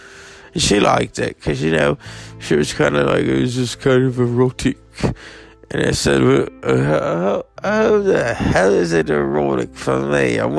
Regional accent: Birmingham, West Midlands, United Kingdom; But, you know, when I was growing up in Birmingham, I wanted to be a ….

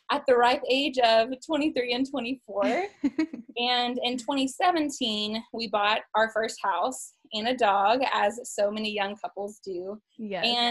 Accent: East Texas, United States; I was born and raised in East Texas

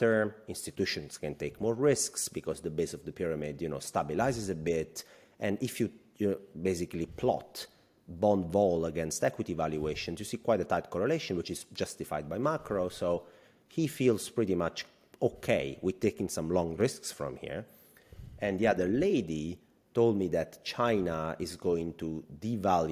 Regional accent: about 50 km from Ischia, near Naples, Campania, Italy; Ischia, like maybe, what, 50 kilometers from my hometown

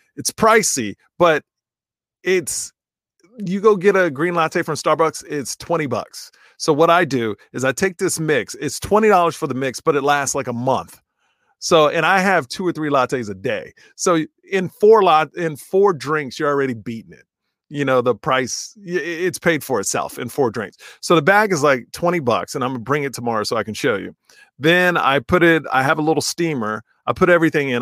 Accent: United States; I'm an American

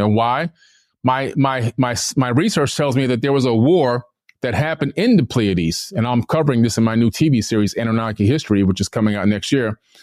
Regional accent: Miami, Florida, United States; also born or lived in New York / Fort Lauderdale, Florida; I was born in New York, uh, nineteen seventy-one. Uh, we came down to Miami, Florida to live.

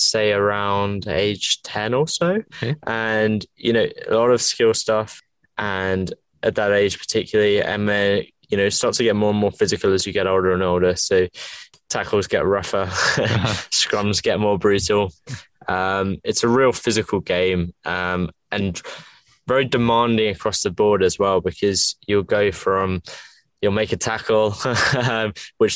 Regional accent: England, United Kingdom; If you can tell by my accent, I'm from England. Grew up a rugby player in England.

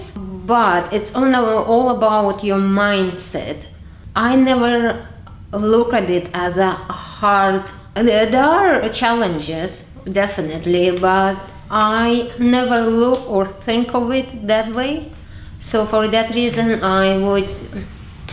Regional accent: Dagestan, Russia; moved away as an adult; now in London, United Kingdom; In a part where I grew up in the Republic of Dagestan

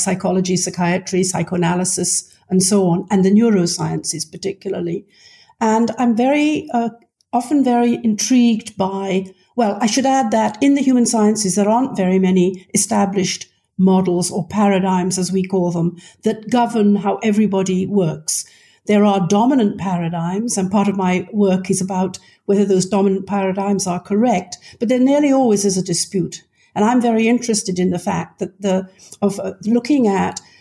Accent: United Kingdom; moved away as an adult; also born or lived in Scotland / London; now in Maryland, United States; you can tell from my voice that I am British in origin. I grew up in Britain, actually Scotland and then London

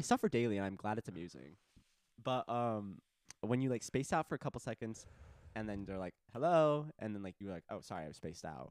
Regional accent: Arizona, United States; In my home state

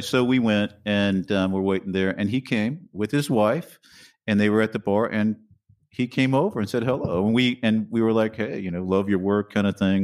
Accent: Wichita, Kansas, United States; moved away as an adult; also born or lived in New York; I was in Wichita, Kansas. That's where I grew up.

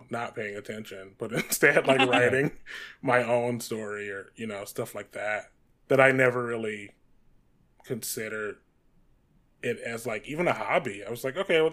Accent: Detroit, Michigan, United States; moved away as an adult; now in Los Angeles, United States; I grew up in Detroit, Michigan.

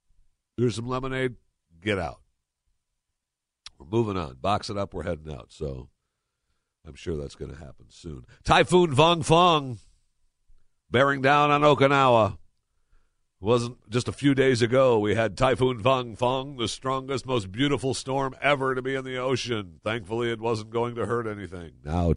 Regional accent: Michigan, United States; I grew up in Michigan. I was raised to hate Ohio.

